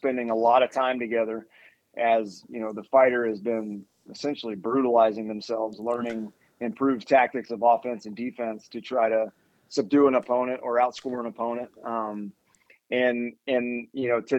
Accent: Louisiana, United States; also born or lived in Las Vegas, Nevada / Ann Arbor, Michigan / Colorado Springs, Colorado; now in College Station, United States; From the South, I grew up in Louisiana

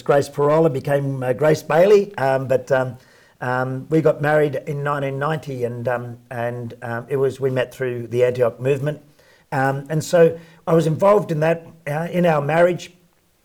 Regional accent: Sydney, New South Wales, Australia; So I grew up in Sydney, in working class, fairly poor housing commission house with eight kids in a two-bedroom house

